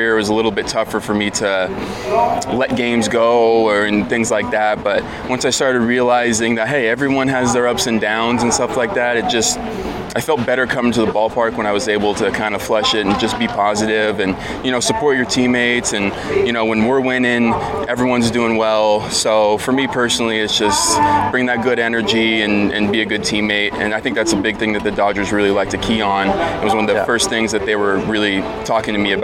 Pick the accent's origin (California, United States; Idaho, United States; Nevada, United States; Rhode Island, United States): California, United States; San Jose; I'm from San Jose, like you said. So the Sharks were, you know, big in town. Yeah. When I was, you know, growing up